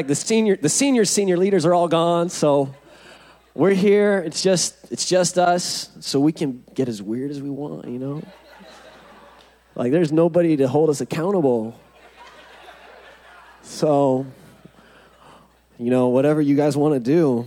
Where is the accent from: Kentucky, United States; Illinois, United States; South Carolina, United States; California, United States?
California, United States; Huntington Beach; I'm from Huntington Beach